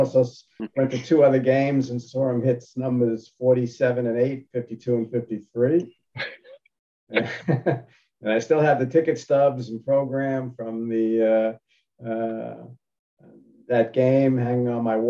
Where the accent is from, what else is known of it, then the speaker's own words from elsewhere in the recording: New York City, New York, United States; now in Great Neck, United States; I grew up in Laurelton, Queens. I currently live in Great Neck.